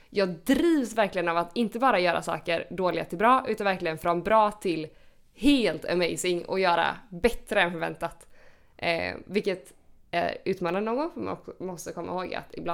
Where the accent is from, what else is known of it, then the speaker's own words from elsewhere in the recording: Gothenburg, Västra Götaland, Sweden; moved away as an adult; also born or lived in Lund / Malmö; now in Copenhagen, Denmark; jag är från Göteborg